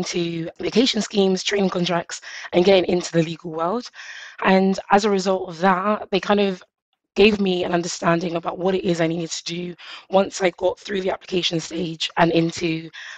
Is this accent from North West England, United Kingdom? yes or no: no; London, United Kingdom; I grew up in East London